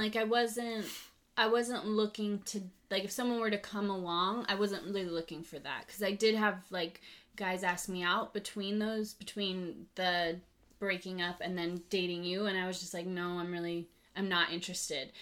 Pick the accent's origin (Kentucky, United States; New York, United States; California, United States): California, United States; Lake Arrowhead; also born or lived in Monterey; I grew up in Lake Arrowhead. I was born on the mountain and raised there